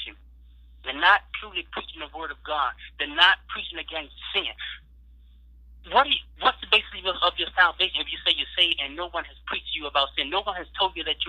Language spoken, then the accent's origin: English; Biloxi, Mississippi, United States; We're from Biloxi, Mississippi